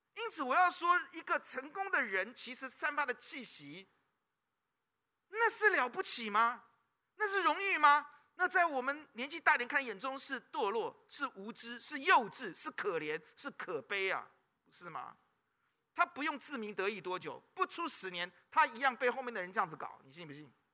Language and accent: Chinese; Taipei, Taiwan; 南部人都骂我们台北人叫什么？天龙，是不是？我们是天龙哎，知道吗？